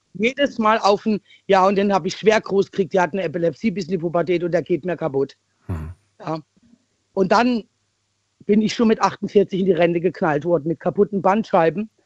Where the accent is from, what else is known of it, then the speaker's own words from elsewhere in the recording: East Germany, Germany; ich bin ein Ossi-Mädchen